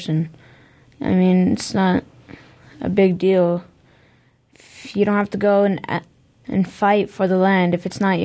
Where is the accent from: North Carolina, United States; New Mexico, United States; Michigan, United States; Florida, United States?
New Mexico, United States; Gallup; also born or lived in Middle East; now in Albuquerque, United States; I was born in Gallup, New Mexico, and then I moved